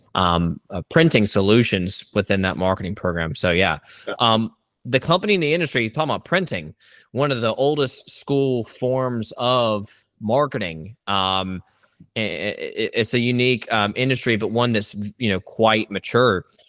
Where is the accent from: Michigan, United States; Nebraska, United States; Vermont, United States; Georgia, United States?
Georgia, United States; Savannah; I too was born and raised in the Savannah area